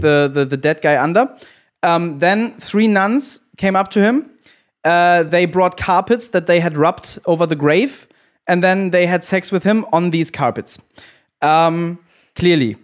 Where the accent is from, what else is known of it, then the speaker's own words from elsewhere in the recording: Germany; I'm the one from Germany here.